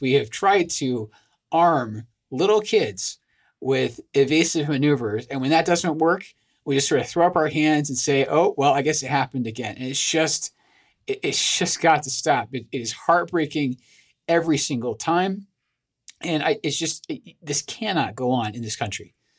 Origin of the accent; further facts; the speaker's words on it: Scotland, United Kingdom; moved away; I'm originally from Scotland.